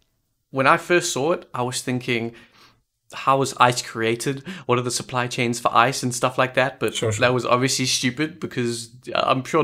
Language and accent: English; South Africa; Vince and I are both South Africans